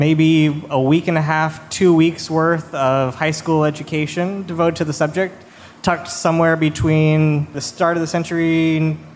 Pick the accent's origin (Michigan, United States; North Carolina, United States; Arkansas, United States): Arkansas, United States; moved away; I'm from Arkansas originally